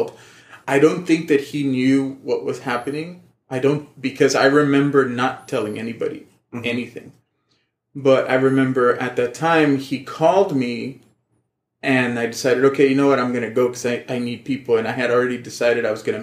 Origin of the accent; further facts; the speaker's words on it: Laredo, Texas, United States; moved away; I left to Laredo, my hometown